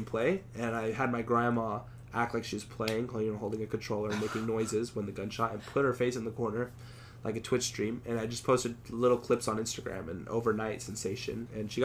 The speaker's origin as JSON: {"language": "English", "region": "Mexico City", "country": "Mexico", "tie": "born or raised there", "moved": "yes", "lives_now": "Austin, United States", "said": "I'm 18 years old. I live in Austin, Texas. I was born in Mexico City."}